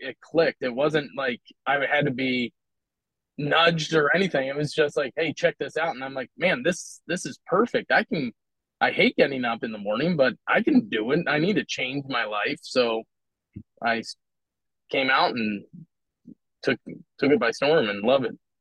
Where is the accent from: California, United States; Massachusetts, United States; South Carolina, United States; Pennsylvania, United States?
Pennsylvania, United States; Philadelphia; now in Omaha, United States; I'm from Philadelphia originally